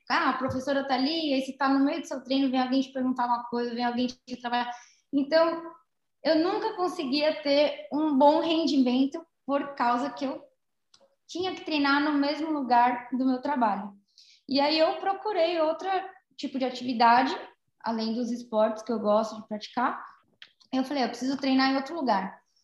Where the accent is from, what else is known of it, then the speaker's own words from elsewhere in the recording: São Paulo, Brazil; eu sou da capital, né, de São Paulo